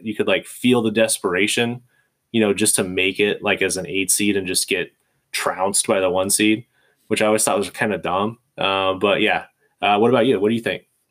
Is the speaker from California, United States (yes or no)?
yes; California, United States; moved away; also born or lived in Michigan; I'm from California